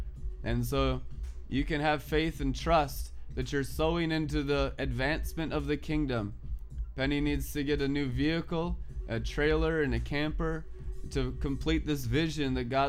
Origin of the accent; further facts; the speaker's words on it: South Lake Tahoe, California, United States; also born or lived in Reno; now in Minneapolis, United States; I went to high school in South Lake Tahoe. My first driver's license was California. I grew up on Heavenly Valley, working in the casinos and Reno and South Lake Tahoe. Lived there for years.